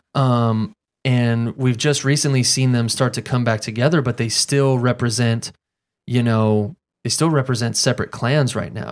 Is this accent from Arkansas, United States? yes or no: no; Fayetteville, North Carolina, United States; I'm from Fayetteville, North Carolina.